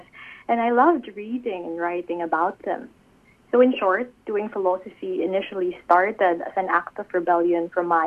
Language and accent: English; Philippines; I'm from the Philippines, a country I love and a country known for its deeply rooted Catholic tradition.